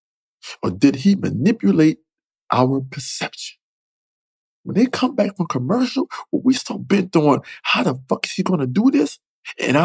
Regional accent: New York, United States; being a New Yorker

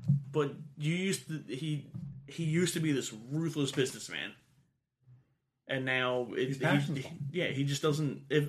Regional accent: Pennsylvania, United States; two schmucks from Delco.

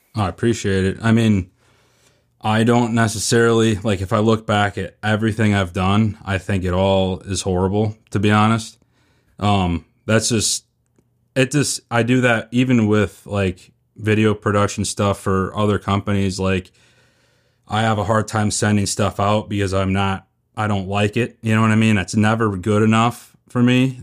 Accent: Northeast Wisconsin, United States; moved away as an adult; also born or lived in Northeast Iowa; now in Iowa, United States; I'm from Northeast Wisconsin. I moved to Iowa a year ago, Northeast Iowa

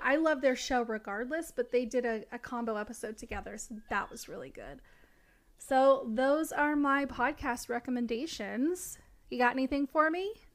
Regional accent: Tennessee, United States; living in a small town in Tennessee when I was going to high school

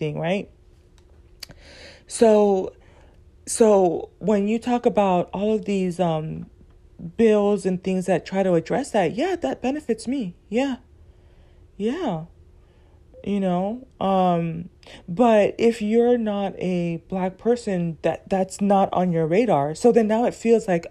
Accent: Southern California, United States; growing up as a teen, growing up in Southern California

